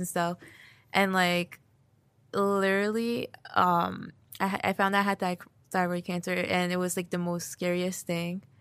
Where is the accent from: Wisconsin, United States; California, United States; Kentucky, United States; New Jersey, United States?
New Jersey, United States; Union; I was born here in New Jersey and, like, um, lived in the Union basically, like, my whole life